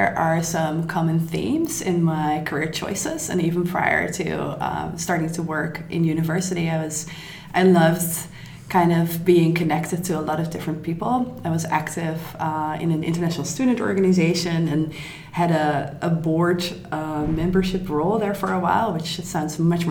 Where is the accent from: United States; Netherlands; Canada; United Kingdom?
Netherlands; moved away as an adult; now in Berlin, Germany; I'm from the Netherlands